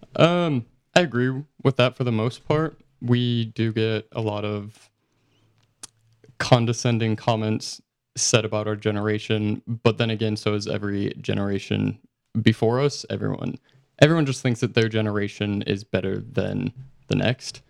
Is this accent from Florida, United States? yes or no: no; Utah, United States; I'm from Utah